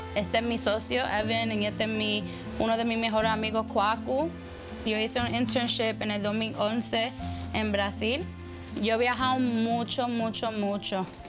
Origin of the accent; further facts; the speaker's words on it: New York City, New York, United States; Yo nací en Brooklyn, Nueva York, y yo nací en una comunidad que en verdad era mayoría afroamericano y latino